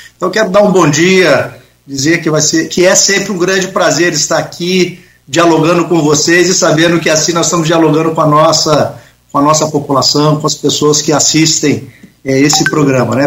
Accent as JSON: {"language": "Portuguese", "town": "Campos dos Goytacazes", "region": "Rio de Janeiro", "country": "Brazil"}